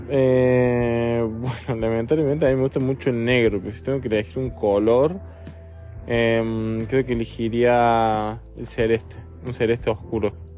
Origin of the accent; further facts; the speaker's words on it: Argentina; casi todos los argentinos estamos orgullosos